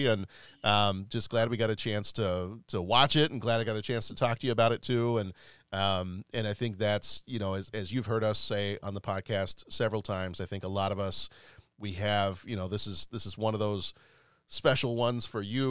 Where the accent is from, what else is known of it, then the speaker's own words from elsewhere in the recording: United States; moved away; also born or lived in England; we're the American family